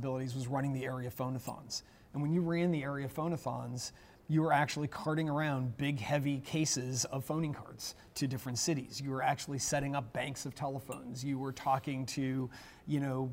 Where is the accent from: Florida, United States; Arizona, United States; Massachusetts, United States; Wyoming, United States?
Massachusetts, United States; Lowell; I grew up in Lowell, Massachusetts